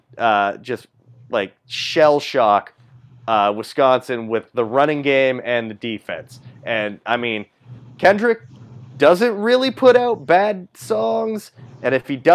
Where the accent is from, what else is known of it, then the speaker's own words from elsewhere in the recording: Toronto, Ontario, Canada; I'm from Toronto.